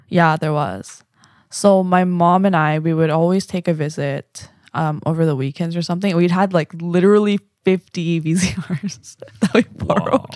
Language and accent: English; Vancouver, British Columbia, Canada; also born or lived in Korea; I'm from Vancouver.